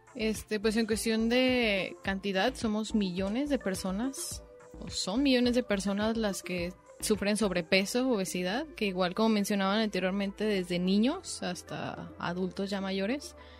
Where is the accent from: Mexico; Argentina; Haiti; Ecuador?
Mexico; nuestra dieta como mexicanos